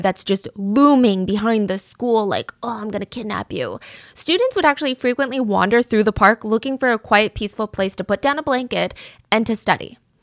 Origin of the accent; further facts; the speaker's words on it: the South, Georgia, United States; growing up in the South